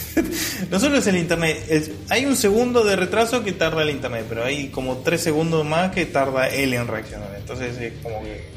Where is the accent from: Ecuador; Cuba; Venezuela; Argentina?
Argentina; soy argentino